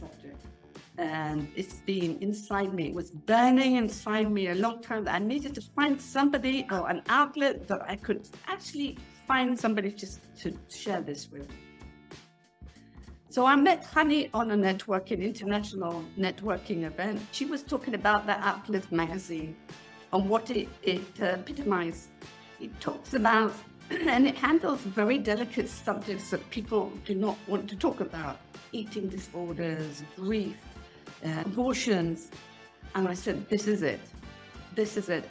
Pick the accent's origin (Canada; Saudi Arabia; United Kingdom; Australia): United Kingdom; England; now in Israel; I am originally from England. I've been living in Israel for 40 years.